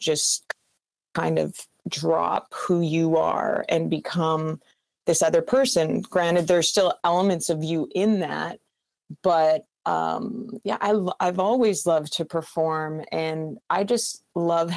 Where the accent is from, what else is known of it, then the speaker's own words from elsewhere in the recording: McCreary, Manitoba, Canada; I'm from a super small town in Manitoba. I grew up, population was about 800 people.